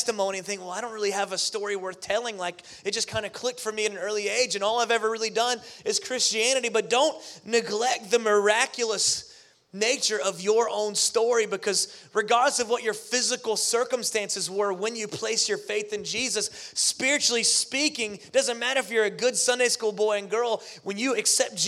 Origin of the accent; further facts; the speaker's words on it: Pensacola, Florida, United States; moved away; I grew up in Pensacola, Florida, near the Gulf Coast